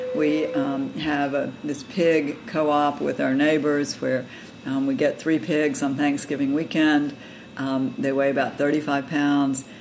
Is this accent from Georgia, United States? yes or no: yes; Georgia, United States; moved away as an adult; also born or lived in North Carolina; now in Virginia, United States; I grew up in Georgia um, and spent have spent most of my adult life in North Carolina and Virginia